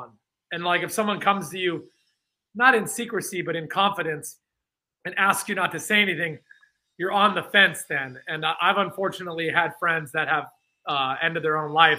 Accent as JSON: {"language": "English", "town": "San Francisco", "region": "California", "country": "United States", "said": "I'm from San Francisco"}